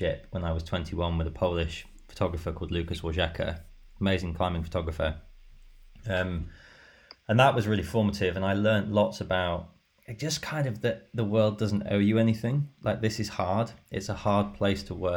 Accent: Skegness, East Midlands, United Kingdom; also born or lived in Grimsby; I was born in Grimsby and I was brought up in Skegness.

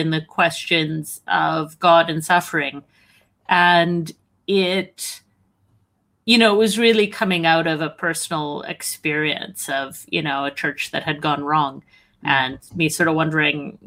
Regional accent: Alberta, Canada; I'm Canadian from Alberta

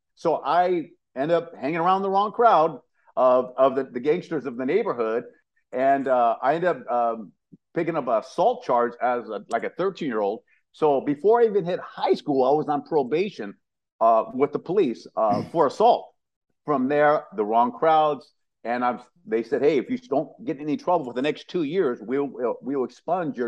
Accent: San Jose, California, United States; also born or lived in Louisiana; I'm from San Jose, California, Northern California

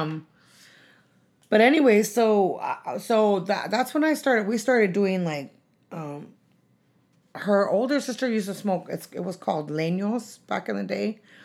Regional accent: San Francisco, California, United States; also born or lived in San Diego; when I was two, we moved to San Francisco to the Mission District. And, um, uh, I went to school there

